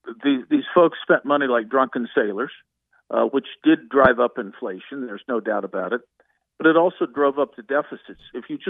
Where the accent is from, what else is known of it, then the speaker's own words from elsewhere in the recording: Indiana, United States; I come from Indiana.